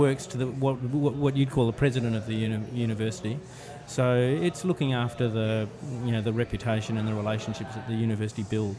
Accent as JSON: {"language": "English", "country": "Australia", "tie": "born or raised there", "also_born_or_lived": "London / New York", "moved": "as an adult", "lives_now": "New Orleans, United States", "said": "I grew up in Australia where you just didn't hear any great music."}